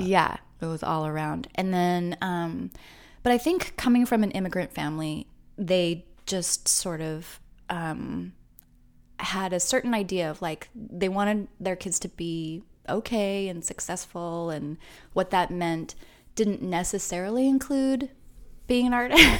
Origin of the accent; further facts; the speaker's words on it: Orange County, Southern California, United States; also born or lived in Long Beach, California / Los Angeles, California; I grew up in Southern California